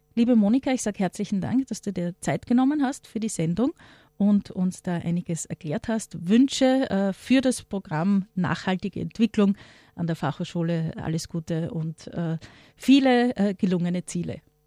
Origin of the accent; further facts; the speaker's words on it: Austria; Bei uns in Österreich